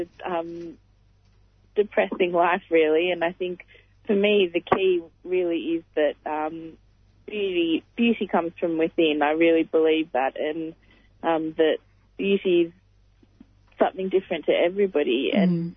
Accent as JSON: {"language": "English", "country": "India", "said": "I'm a Indian Muslim woman."}